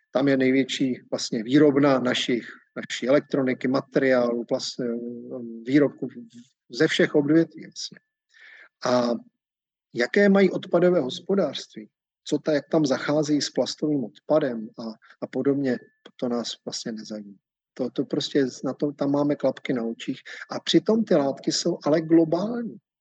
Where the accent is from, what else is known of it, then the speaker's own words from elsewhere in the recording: Czechia; u nás v Čechách